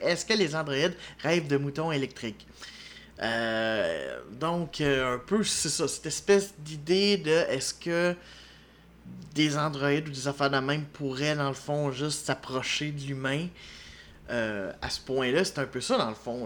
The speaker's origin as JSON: {"language": "French", "region": "Quebec", "country": "Canada", "said": "en tant que Québécois"}